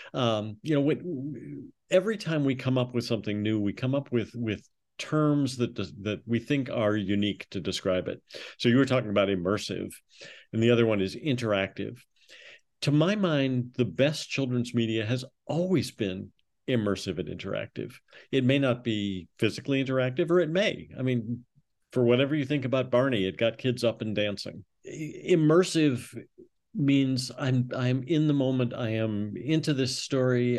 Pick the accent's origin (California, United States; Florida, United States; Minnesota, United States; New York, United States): Minnesota, United States; Minneapolis; I grew up in Minneapolis